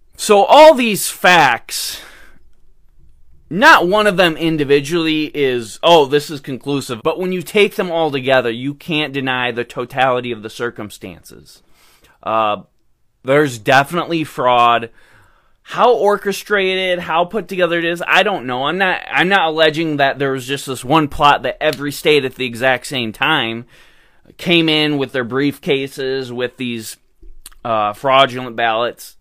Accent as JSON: {"language": "English", "region": "Michigan", "country": "United States", "tie": "born or raised there", "said": "Michigan, my home state"}